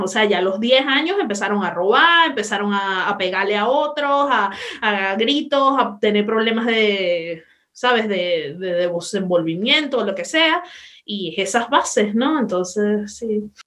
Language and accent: Spanish; Venezuela; moved away; me fui de mi país